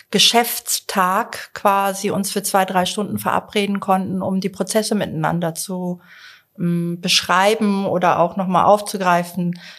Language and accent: German; Zurich, Switzerland; Ich komme aus Zürich, reise gerne mit der Bahn